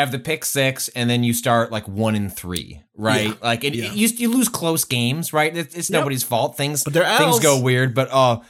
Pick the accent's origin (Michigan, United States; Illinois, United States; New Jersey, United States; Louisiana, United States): Illinois, United States; Chicago; It's also it's the one time where as a Chicagoan you will not be shamed for putting a hot dog in ketchup.